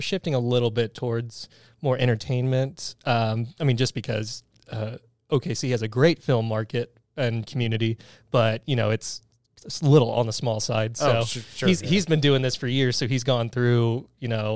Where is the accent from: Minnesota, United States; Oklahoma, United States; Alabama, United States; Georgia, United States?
Oklahoma, United States; I'm from Oklahoma.